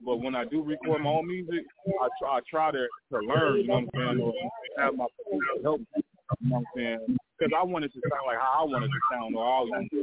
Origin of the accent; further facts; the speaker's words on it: Illinois, United States; now in Indiana, United States; I'm from Illinois